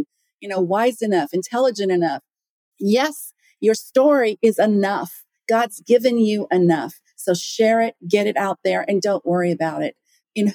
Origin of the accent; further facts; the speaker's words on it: Las Vegas, Nevada, United States; I grew up in Las Vegas